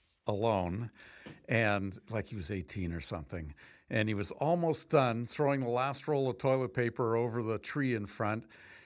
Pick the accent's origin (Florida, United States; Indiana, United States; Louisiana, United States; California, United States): California, United States; I grew up in California